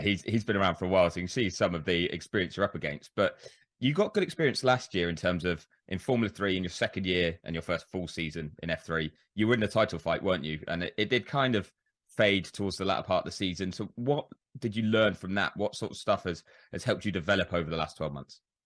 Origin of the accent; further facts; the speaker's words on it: United Kingdom; As a Brit